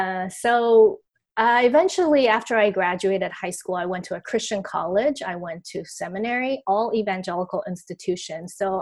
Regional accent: Taiwan; I grew up in Taiwan

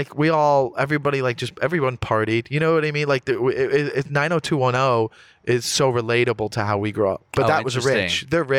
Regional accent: Coral Springs, Florida, United States; I grew up in South Florida. Like the suburbs of Fort Lauderdale, really. Is it called Coral Springs, Florida?

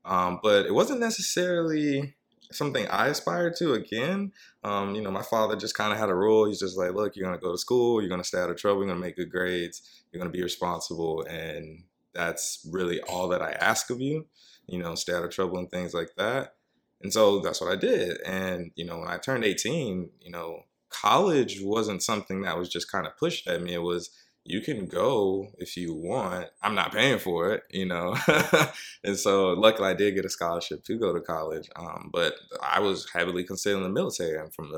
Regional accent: Columbus, Georgia, United States; now in New York, United States; I'm from Georgia, Columbus, Georgia, to be exact.

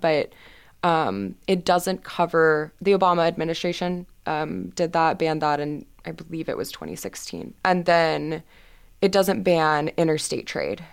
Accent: Houston, Texas, United States; moved away as an adult; now in Boston, United States; I am from Houston, Texas

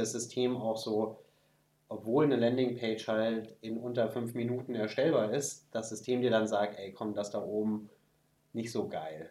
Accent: Germany; bei uns in Deutschland

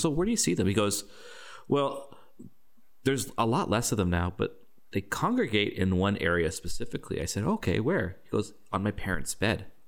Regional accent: Canada; I'm a Canadian

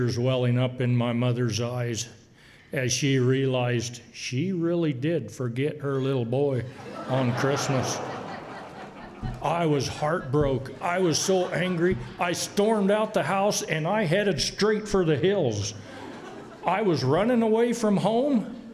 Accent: Boise, Idaho, United States; I was born right here in Boise on the North End. I guess that calls me a North Ender.

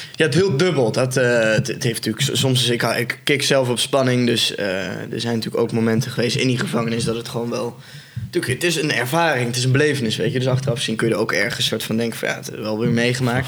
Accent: North Brabant, Netherlands; ik kom zelf ook uit Brabant

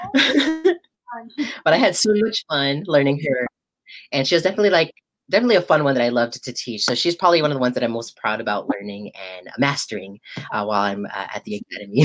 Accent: United States; growing up as a Filipino American

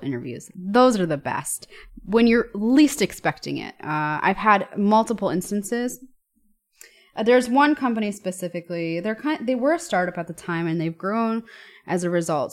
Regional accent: New York, United States; moved away as an adult; now in Germany; I'm from New York

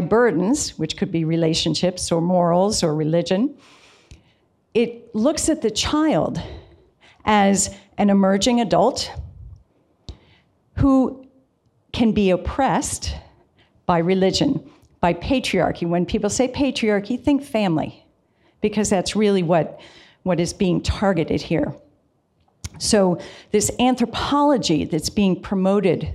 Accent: Virginia, United States; I'm from Virginia

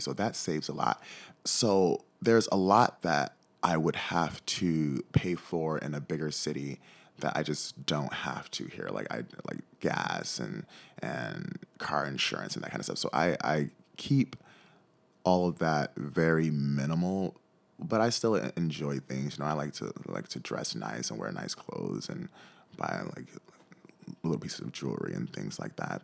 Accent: Detroit, Michigan, United States; moved away as an adult; now in Ketchikan, United States; growing up in Detroit

